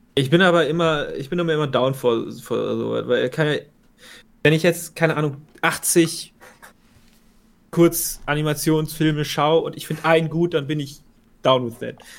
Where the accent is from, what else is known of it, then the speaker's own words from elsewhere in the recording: Germany; als Deutscher